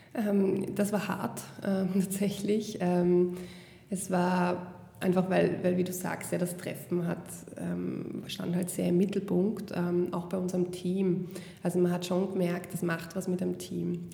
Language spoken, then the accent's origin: German; Vienna, Austria; Ich bin selber in Wien geboren